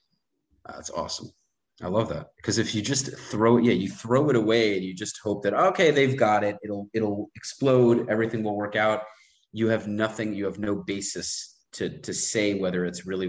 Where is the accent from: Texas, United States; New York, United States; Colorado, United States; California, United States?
New York, United States; moved away; being a former New Yorker